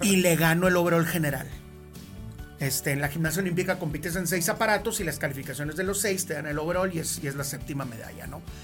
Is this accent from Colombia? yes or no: no; Monterrey, Nuevo León, Mexico; siempre he sido regiomontano, aquí vivo, aquí voy a vivir toda mi vida, me encanta mi pueblo.